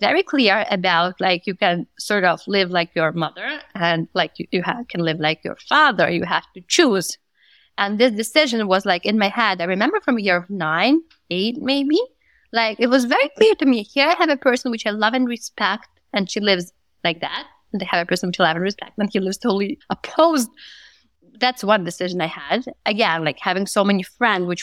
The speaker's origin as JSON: {"language": "English", "region": "Moscow", "country": "Russia", "tie": "born or raised there", "said": "I grew up in Moscow."}